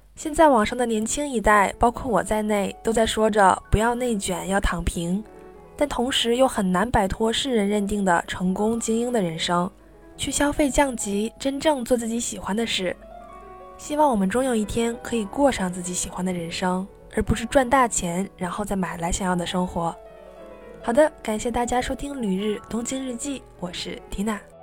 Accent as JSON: {"language": "Chinese", "region": "Northeast China", "country": "China", "moved": "yes", "said": "主要是我来自东北"}